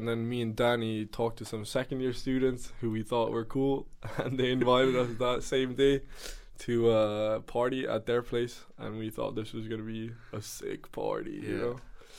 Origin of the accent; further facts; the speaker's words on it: Sweden; also born or lived in Germany / Switzerland; now in The Hague, Netherlands; as I said before, I come from Sweden and Germany. I also study ISPM here in The Hague